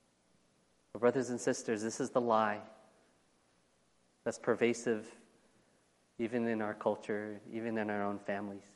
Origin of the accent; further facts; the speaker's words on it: United States; I am American